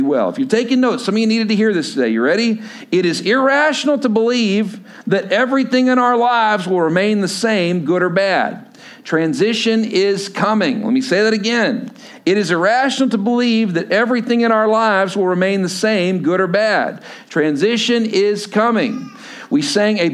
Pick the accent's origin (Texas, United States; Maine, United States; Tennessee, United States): Texas, United States; Lubbock; moved away as an adult; also born or lived in Stillwater, Oklahoma; I grew up in Lubbock, Texas